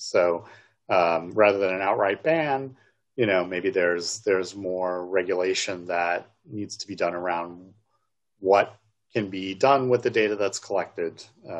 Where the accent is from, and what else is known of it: New York, United States; born or raised there